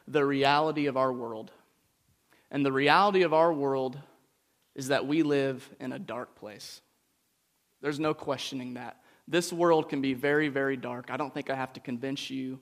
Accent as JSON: {"language": "English", "country": "United States", "tie": "born or raised there", "said": "growing up in the United States"}